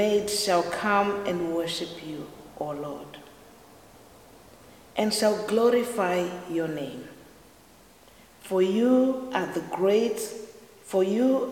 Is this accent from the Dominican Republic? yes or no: no; Zimbabwe; now in Ireland; I'm originally from Zimbabwe, which is the southern part of Africa, and I've lived in Ireland for over 20 years.